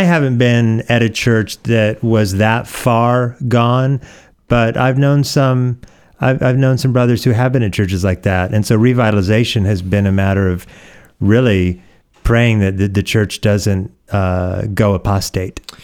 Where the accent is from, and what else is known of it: Oregon, United States; born or raised there; moved away; also born or lived in Hawaii